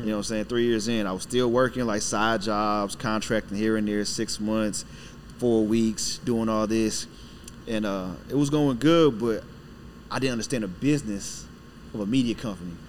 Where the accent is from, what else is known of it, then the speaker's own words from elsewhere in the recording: Killeen, Texas, United States; also born or lived in Brooklyn, New York / Panama (ancestry); now in Dallas, United States; my family's from Panama, the country. Uh, I was born in Brooklyn, went to Brooklyn. My dad joined the military. That's how I got to Texas